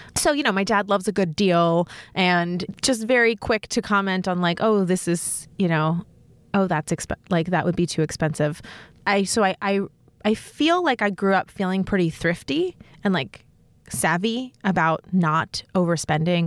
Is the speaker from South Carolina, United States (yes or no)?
no; New York City, New York, United States; I grew up in New York City